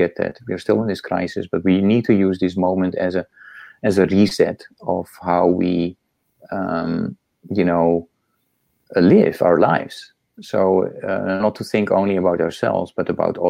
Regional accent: Netherlands; moved away as an adult; also born or lived in Indonesia; now in United States; I come from the Netherlands.

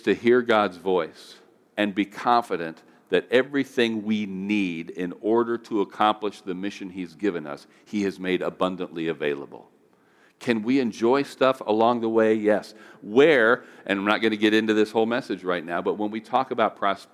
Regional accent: United States; being an American

